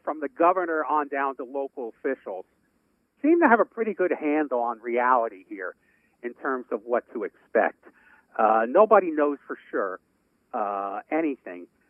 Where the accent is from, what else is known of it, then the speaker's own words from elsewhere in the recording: New York City, New York, United States; moved away; a guy that I grew up with in Brooklyn